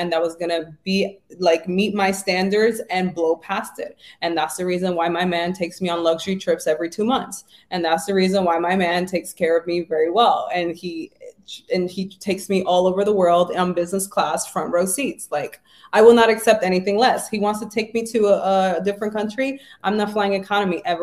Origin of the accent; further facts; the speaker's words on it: New York City, New York, United States; I grew up in the Bronx. I was poor.